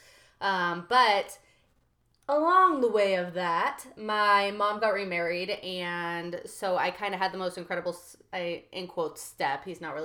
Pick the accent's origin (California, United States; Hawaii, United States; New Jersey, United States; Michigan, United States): California, United States; I grew up in California.